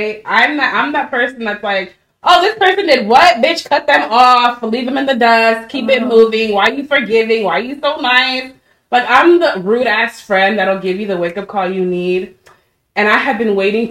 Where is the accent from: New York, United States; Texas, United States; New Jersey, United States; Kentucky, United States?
Texas, United States; Irving, Dallas, Lewisville area; growing up in Irving, Dallas, Louisville area